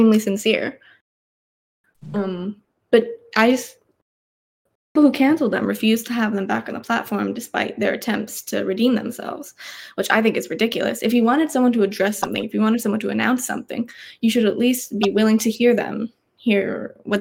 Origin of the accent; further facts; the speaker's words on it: Australia; I was raised in Australia